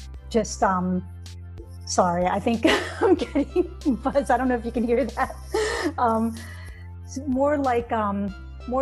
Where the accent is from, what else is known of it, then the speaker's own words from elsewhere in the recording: Wayne, New Jersey, United States; I grew up in Wayne, New Jersey